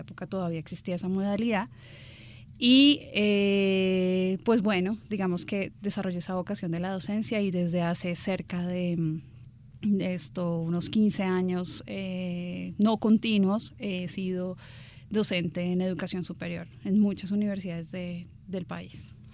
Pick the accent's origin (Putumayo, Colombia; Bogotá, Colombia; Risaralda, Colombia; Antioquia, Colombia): Bogotá, Colombia; soy bogotana